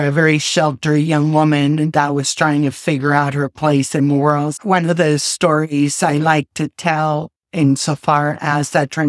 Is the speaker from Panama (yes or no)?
yes; Panama City, Panama; moved away as an adult; also born or lived in Wichita, Kansas; now in United States; And I was born and raised in Panama City, Panama. And about 36 years ago, I can't believe it's been that long, I was living in Panama